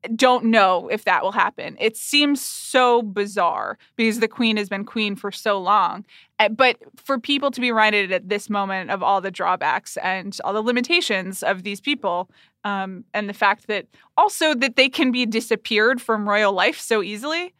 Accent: Atlanta, Georgia, United States; I grew up in Atlanta, Georgia, when Jane Fonda was married to Ted Turner

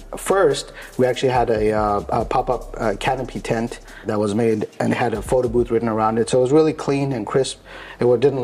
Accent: South Africa; now in United States; Originally, I'm from South Africa. So we moved here in 2001.

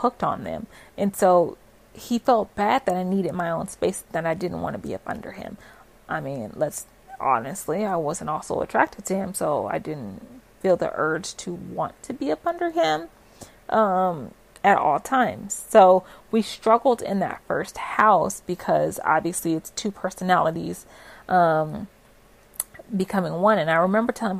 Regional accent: West Coast, United States; moved away as an adult; now in Florida, United States; we're both from the West Coast

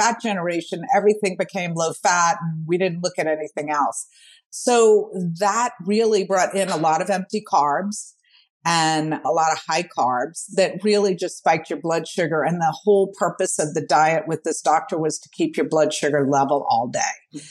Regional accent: New Orleans, Louisiana, United States; born or raised there

